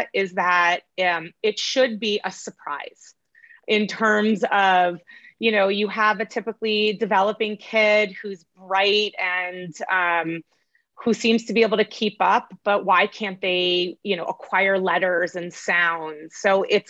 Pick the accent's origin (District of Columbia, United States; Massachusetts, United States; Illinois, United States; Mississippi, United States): Massachusetts, United States; moved away as an adult; also born or lived in New York / Connecticut; now in California, United States; I was born in New York, and I was pretty much raised in Massachusetts